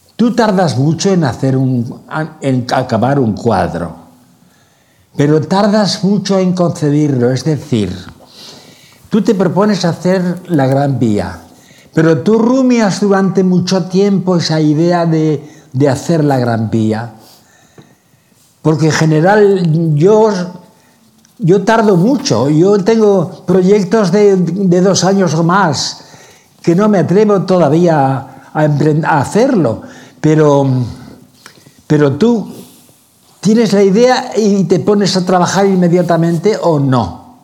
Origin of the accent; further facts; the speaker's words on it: Castilla-La Mancha, Spain; Los dos somos manchegos, manchegazos más bien